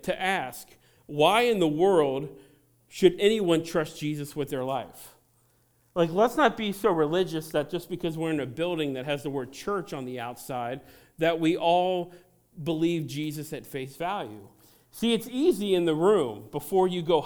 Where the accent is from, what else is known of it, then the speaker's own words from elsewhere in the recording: Cincinnati, Ohio, United States; I grew up in Cincinnati